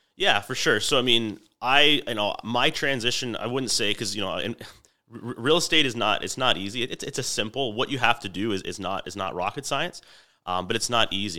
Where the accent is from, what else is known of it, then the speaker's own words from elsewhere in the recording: Niagara, Ontario, Canada; born and raised in Niagara